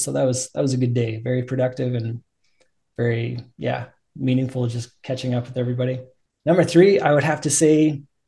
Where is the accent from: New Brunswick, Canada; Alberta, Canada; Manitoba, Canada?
Alberta, Canada; we came back out to Alberta. And I love Alberta. I grew up here